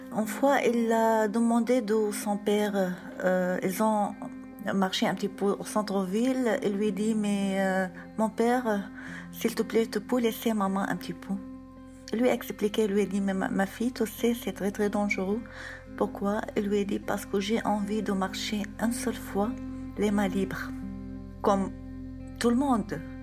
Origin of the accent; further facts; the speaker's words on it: Syria; moved away as an adult; now in Tours, France; on a décidé de partir, de quitter la Syrie